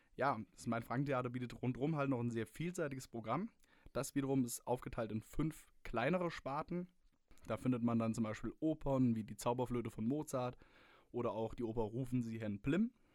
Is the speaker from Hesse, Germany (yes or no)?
yes; Hesse, Germany; now in Würzburg, Germany; Ich bin ja selber Hesse